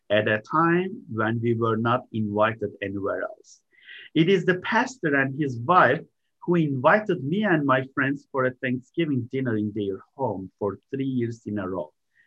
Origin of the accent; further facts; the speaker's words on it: Istanbul, Turkey; moved away as an adult; also born or lived in Cincinnati, Ohio; now in United States; I am originally from Istanbul, Turkey